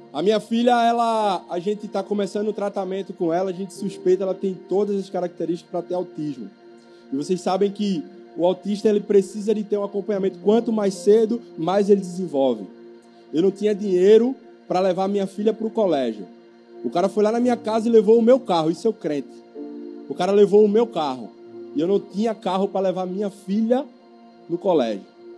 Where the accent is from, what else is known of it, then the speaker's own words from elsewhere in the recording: Camaragibe, Pernambuco, Brazil; sou de Camaragibe